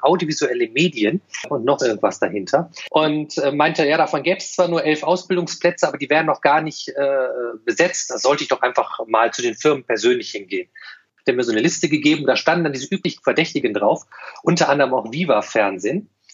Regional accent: Düsseldorf, North Rhine-Westphalia, Germany; moved away as an adult; now in Cologne, Germany; als ich 1993 von der verbotenen Stadt als gebürtiger Düsseldorfer nach Köln

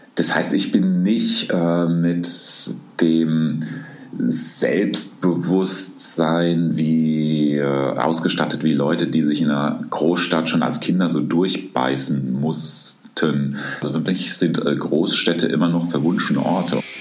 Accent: Aschaffenburg, Bavaria, Germany; moved away; also born or lived in Wuppertal; ich komme doch immer auf meine Geburtsstadt zurück. Ich sage dann doch aus Aschaffenburg

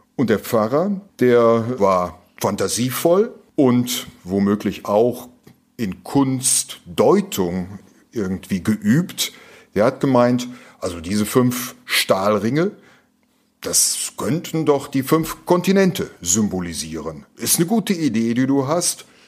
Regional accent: Duisburg, North Rhine-Westphalia, Germany; also born or lived in Cologne; bin in Duisburg geboren

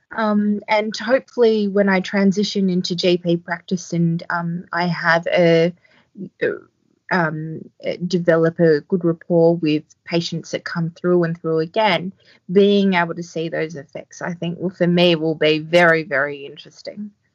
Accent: Australia; now in Port Macquarie, Australia; I'm Australian

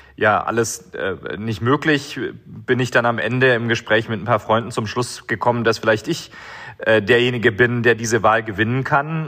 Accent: Baden-Württemberg, Germany; moved away as an adult; now in Timișoara, Romania; Ich bin geboren und aufgewachsen in Deutschland, zum ersten Mal hier in die Stadt mit 19 Jahren gekommen

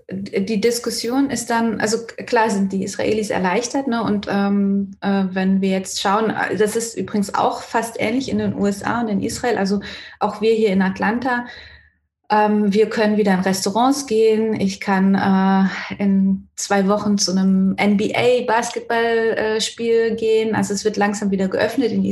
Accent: Renningen, Baden-Württemberg, Germany; Ich komme ja aus Renning slash Malmsheim

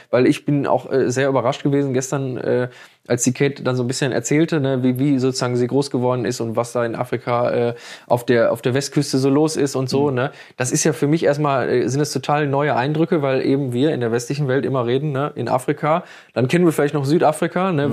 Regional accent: Germany; first language German; ich als Deutscher, äh, der sich im Deutschen sehr wohl fühlt

